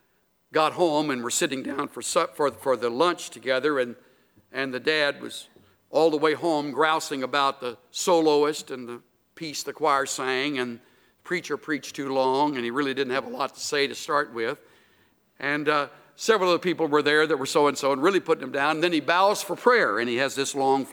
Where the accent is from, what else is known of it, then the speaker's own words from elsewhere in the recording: El Campo, Texas, United States; the little hometown where I was born in El Campo